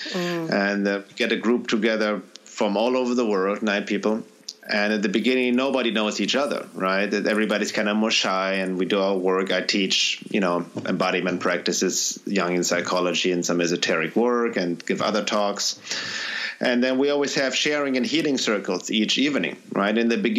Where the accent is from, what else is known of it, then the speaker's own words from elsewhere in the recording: Germany; now in United States; And when I first came from the U.S., from Germany to the U.S., 23 years ago, and people are greeting me, hey, how are you?